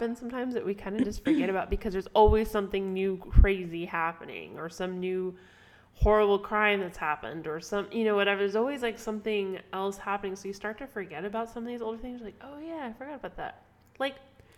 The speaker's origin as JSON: {"language": "English", "region": "California", "country": "United States", "moved": "yes", "lives_now": "Florida, United States", "said": "I'm still a Californian."}